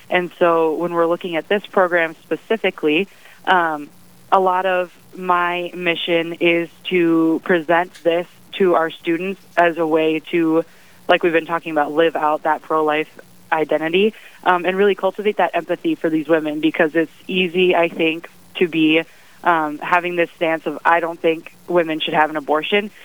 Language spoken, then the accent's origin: English; Brookings, South Dakota, United States; moved away as an adult; now in Bismarck, United States; I'm from Brookings, South Dakota originally, and I came here six years ago as a freshman at the University of Mary. Um, so I came here over South Dakota State, which is in my hometown